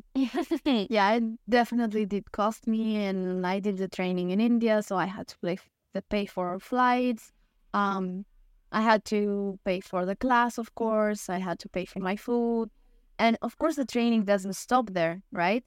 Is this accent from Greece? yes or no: yes; Greece; I am from Greece